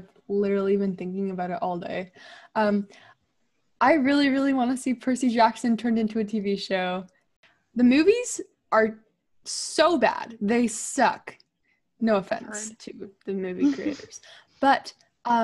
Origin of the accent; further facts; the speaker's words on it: Thailand; moved away; I grew up in Thailand